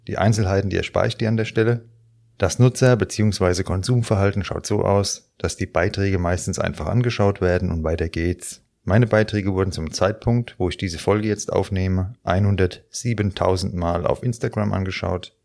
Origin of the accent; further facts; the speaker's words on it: Frankfurt, Hesse, Germany; hier bei uns in Frankfurt